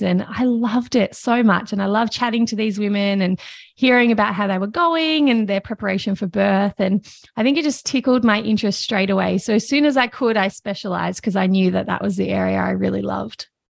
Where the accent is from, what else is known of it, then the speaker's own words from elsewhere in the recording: Victoria, Australia; I grew up in Victoria, in Australia